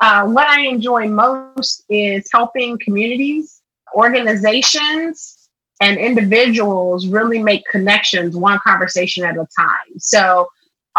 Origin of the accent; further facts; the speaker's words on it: Nashville, Tennessee, United States; in the third grade, fast forward, we moved from East Nashville to North Nashville